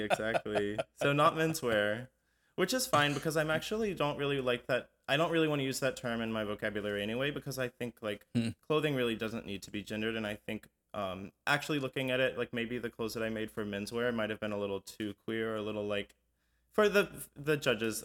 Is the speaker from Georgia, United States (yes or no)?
yes; Atlanta, Georgia, United States; we grew up in Atlanta